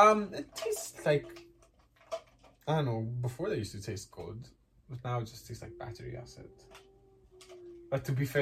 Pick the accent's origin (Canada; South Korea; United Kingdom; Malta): Malta; Yeah, we're from Malta.